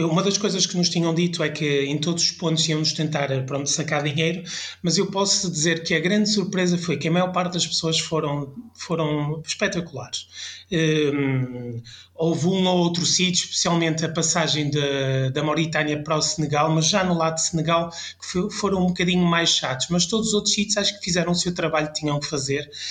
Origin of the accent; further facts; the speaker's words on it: France; now in Portugal; eu passei a minha infância em França